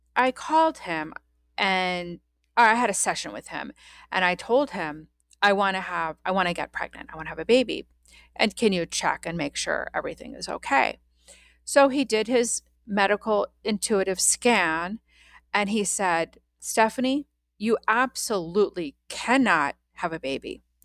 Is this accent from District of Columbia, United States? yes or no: yes; Washington, District of Columbia, United States; I was born in Washington, D C in nineteen seventy-one, and I grew up